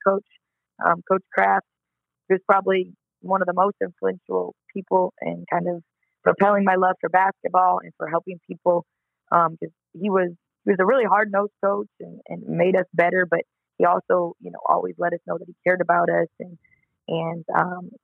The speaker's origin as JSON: {"language": "English", "town": "Collinsville", "region": "Illinois", "country": "United States", "tie": "born or raised there", "also_born_or_lived": "Edwardsville, Illinois", "said": "So I'm from Collinsville, Illinois, but to start high school, my parents moved us to the rival town of Edwardsville, Illinois, up the road."}